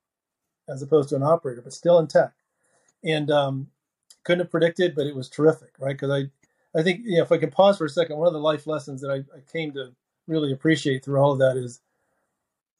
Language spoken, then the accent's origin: English; Dayton, Ohio, United States; moved away as an adult; also born or lived in Silicon Valley, California; now in Cincinnati, United States; I grew up in Dayton